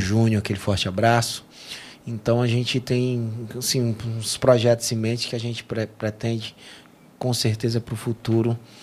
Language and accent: Portuguese; Canindé, Ceará, Brazil; foi em Canidé, foi lá na minha cidade